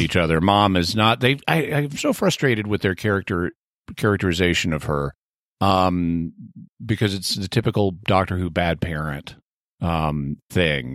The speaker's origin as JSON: {"language": "English", "region": "California", "country": "United States", "said": "speaking as a Californian"}